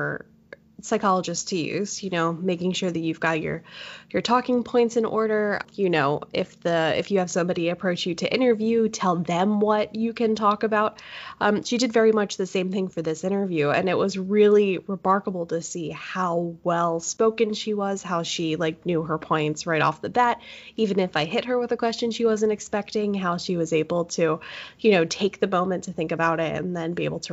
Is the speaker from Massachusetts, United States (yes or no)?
no; Pennsylvania, United States; moved away as an adult; now in Tacoma, United States; I am technically from Pennsylvania